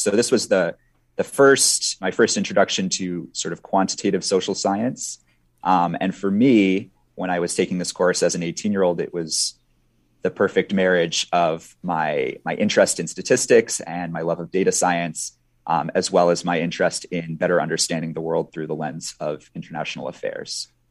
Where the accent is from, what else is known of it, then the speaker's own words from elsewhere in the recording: Minnesota, United States; also born or lived in Sweden; I grew up in Minnesota